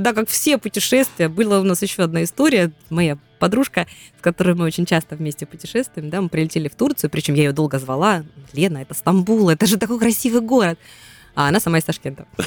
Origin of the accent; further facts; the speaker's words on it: Krasnodar Krai, Russia; мы кубанцы